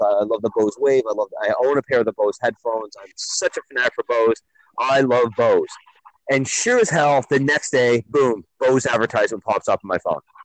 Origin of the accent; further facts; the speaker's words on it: Milton, Ontario, Canada; my hometown of Milton